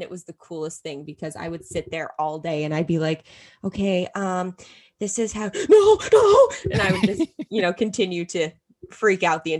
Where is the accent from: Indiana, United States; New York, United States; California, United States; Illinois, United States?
New York, United States; Rochester; now in Syracuse, United States; they're going to be in my hometown of Rochester